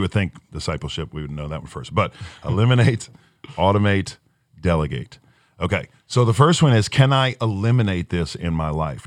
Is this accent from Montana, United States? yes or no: no; Chalmette, Louisiana, United States; moved away as an adult; We're from Chalmette, Louisiana. We don't leave.